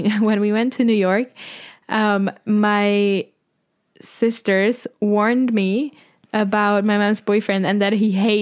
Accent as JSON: {"language": "English", "country": "Czechia", "first_language": "Czech", "second_language": "English", "moved": "as an adult", "lives_now": "Spain", "said": "my native language, this is Czech"}